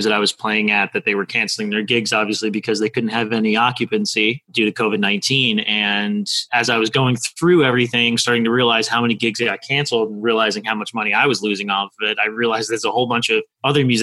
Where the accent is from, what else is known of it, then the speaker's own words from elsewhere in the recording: Boca Raton, Florida, United States; also born or lived in New York / Delray Beach, Florida; I lived in West Boca, moved here when I was 5 from New York. And I lived in West Boca predominantly my entire life.